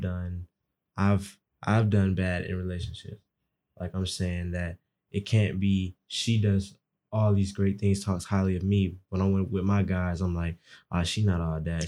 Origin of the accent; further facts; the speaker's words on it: Atlanta, Georgia, United States; I kinda use a lot of Atlanta terms 'cause I'm from Atlanta.